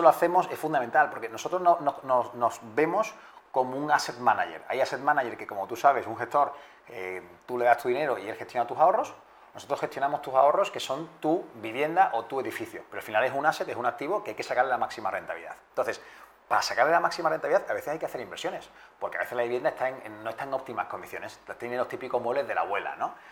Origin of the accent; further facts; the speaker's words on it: Spain; somos españoles